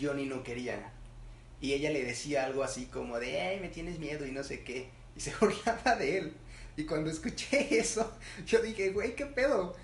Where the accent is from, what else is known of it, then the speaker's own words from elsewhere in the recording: Morelos, Mexico; nosotros seamos mexicanos, nosotros tenemos ascendencia, digamos, de Michoacán, pues nosotros no somos michoacas